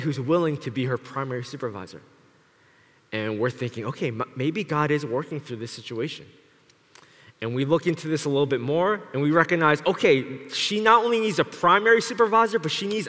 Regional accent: Philadelphia, Pennsylvania, United States; moved away as an adult; now in Toronto, Canada; That's where I grew up, Philadelphia, in West Philadelphia, born and raised.

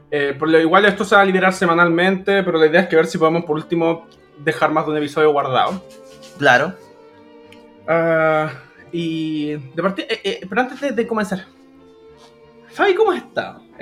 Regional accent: San Bernardo, Santiago Metropolitan, Chile; born there; nací en San Bernardo, así que ahí

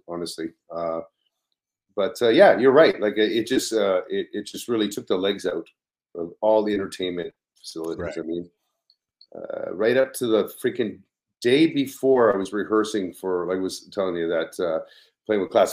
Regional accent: Ottawa, Ontario, Canada; now in Toronto, Canada; I grew up in Ottawa, so it was like, when I moved to Toronto

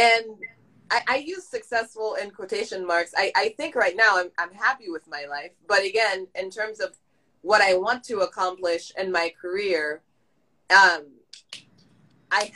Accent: Haiti; moved away; I'm Haitian all the way. And I'm not saying that just because, but the Compa I listened to back when I was growing up in Haiti

